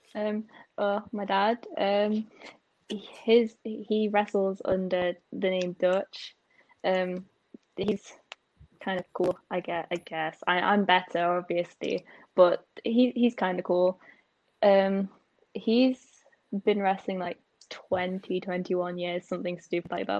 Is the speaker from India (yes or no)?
no; England, United Kingdom; I'm from England